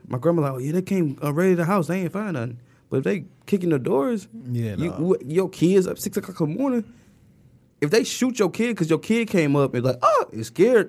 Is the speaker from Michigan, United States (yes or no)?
yes; Detroit, Michigan, United States; moved away as an adult; I call myself the Lost King because I moved out when I was 18.